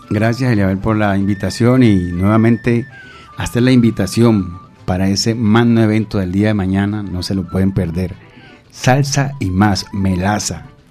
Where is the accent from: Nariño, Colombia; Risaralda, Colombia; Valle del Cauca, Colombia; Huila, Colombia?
Valle del Cauca, Colombia; Cali; Tengo mucha familia en Tumaco, pero soy caleño